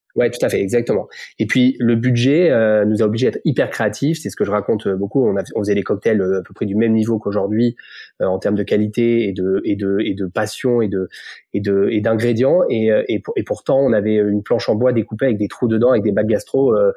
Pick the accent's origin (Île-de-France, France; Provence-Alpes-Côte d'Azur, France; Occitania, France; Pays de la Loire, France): Occitania, France; Montpellier; moved away as an adult; also born or lived in Paris; je suis né à Montpellier, euh, comme euh, mes deux business partners. On s'est rencontrés sur les sur les bancs d'école quand j'étais tout petit